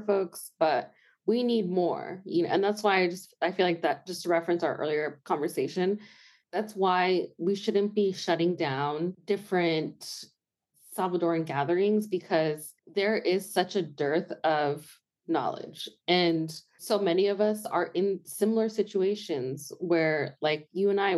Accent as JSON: {"language": "English", "town": "Pacifica", "region": "California", "country": "United States", "tie": "born or raised there", "moved": "as an adult", "lives_now": "Tucson, United States", "said": "I grew up in a very specific beach town called Pacifica, and it was mostly white."}